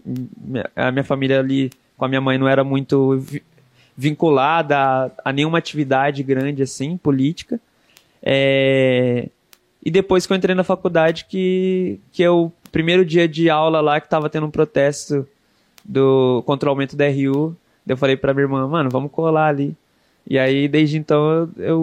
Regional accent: Brazil; also born or lived in Jockey, Zona Oeste; cresci cresci com os meus avós, assim, na, ali mesmo, no, aqui na Zona Oeste, no Jockey. E quando eu fiz uns 10 anos, eu mudei para morar com a minha mãe, lá na Zona Norte. E aí eu fiquei até os 20 e poucos lá.

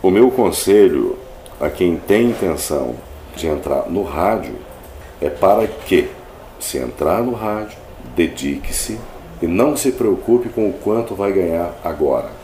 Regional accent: Jaguapitã, Paraná, Brazil; also born or lived in Faxinal / Arapongas / São Paulo; now in Londrina, Brazil; eu nasci em Jaguapitã, uma cidade próxima a Londrina, 60 quilômetros daqui

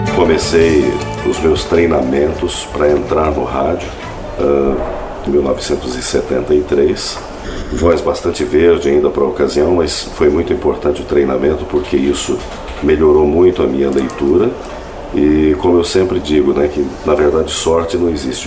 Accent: Jaguapitã, Paraná, Brazil; eu nasci em Jaguapitã, uma cidade próxima a Londrina, sessenta quilômetros daqui

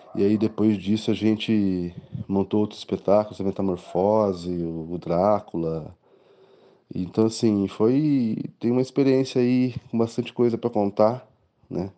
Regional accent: Cornélio Procópio, Paraná, Brazil; now in Londrina, Brazil; eu morava em Cornélio Procópio, que eu sou de Cornélio Procópio

